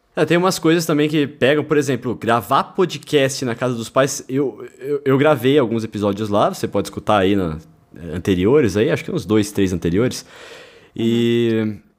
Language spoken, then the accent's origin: Portuguese; Lençóis Paulista, São Paulo, Brazil; now in São Paulo, Brazil; eu e o Brunão somos da mesma cidade, nós somos de Lençóis Paulista